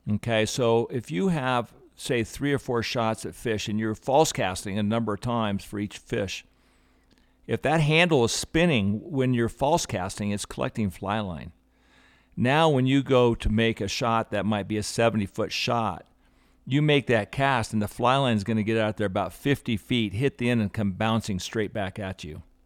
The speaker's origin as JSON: {"language": "English", "town": "Aspen", "region": "Colorado", "country": "United States", "tie": "born or raised there", "said": "I grew up in Aspen since 1960"}